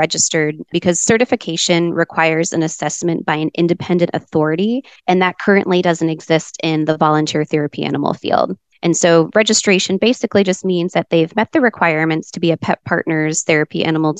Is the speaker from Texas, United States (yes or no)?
yes; Dallas, Texas, United States; now in Arizona, United States; I grew up in Dallas, in a little suburb right outside of the Dallas-Fort Worth area